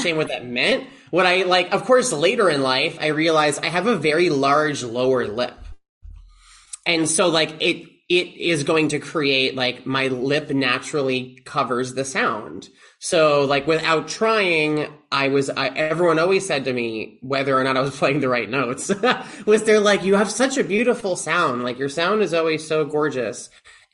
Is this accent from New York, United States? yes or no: yes; Long Island, New York, United States; moved away; I'm from Long Island originally